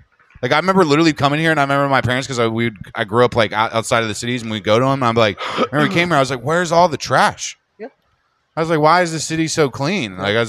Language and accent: English; Philadelphia, Pennsylvania, United States; now in Seattle, United States; I'm from Philly